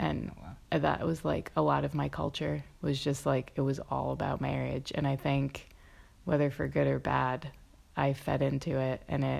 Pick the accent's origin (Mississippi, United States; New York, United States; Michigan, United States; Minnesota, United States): Mississippi, United States; I came from Mississippi to Philadelphia, and from Philadelphia traveled to Nashville